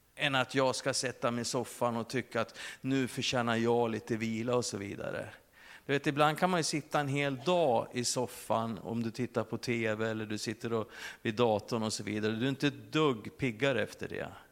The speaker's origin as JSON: {"language": "Swedish", "country": "Sweden", "said": "som svensk med våran personliga integritet"}